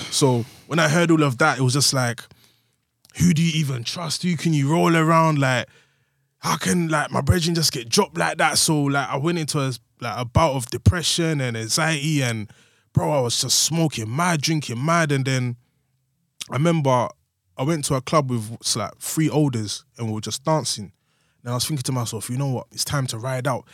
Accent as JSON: {"language": "English", "region": "London", "country": "United Kingdom", "said": "I was from Woolwich"}